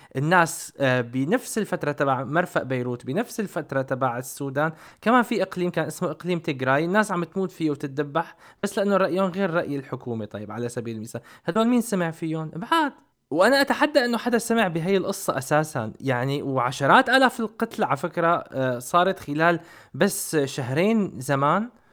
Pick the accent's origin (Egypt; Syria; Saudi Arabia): Syria; moved away; احنا من صغرنا بسوريا